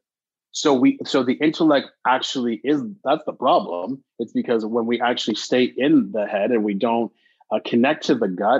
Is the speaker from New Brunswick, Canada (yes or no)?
no; Montreal, Quebec, Canada; I was born and raised in Montreal, so I had an opportunity of working with the French community.